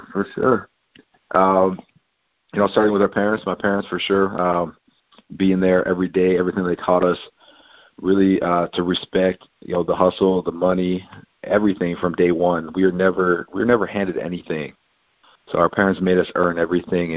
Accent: Buffalo, New York, United States; I grew up five boys in Buffalo, New York

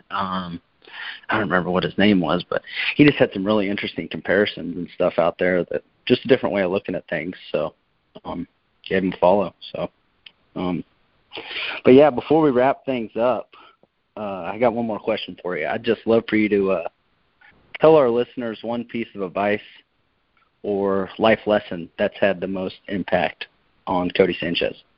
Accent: Kansas City, United States; we're from Kansas City

